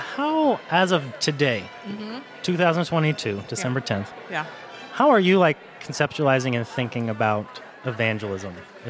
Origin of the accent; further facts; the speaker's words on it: Caldwell, New Jersey, United States; I grew up in New Jersey.